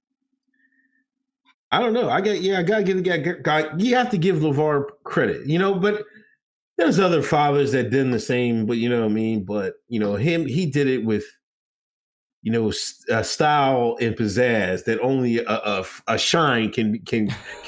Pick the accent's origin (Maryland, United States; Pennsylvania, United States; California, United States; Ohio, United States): Pennsylvania, United States; I'm from Pennsylvania